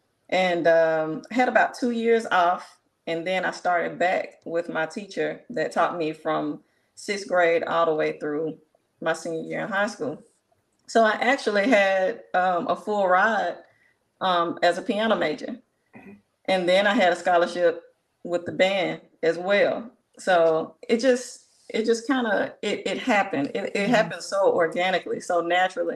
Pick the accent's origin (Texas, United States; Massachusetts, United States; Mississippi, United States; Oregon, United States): Mississippi, United States; Jackson; I'm from Jackson, born and raised. Went to Callaway High School